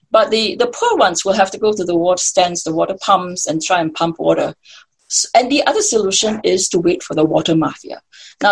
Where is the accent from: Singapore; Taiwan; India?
Singapore; I'm born and raised as a Singaporean.